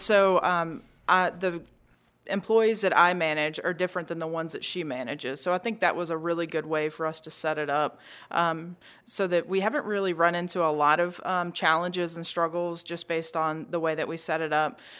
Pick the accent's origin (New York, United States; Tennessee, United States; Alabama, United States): Tennessee, United States; Memphis; We were both born and raised in Memphis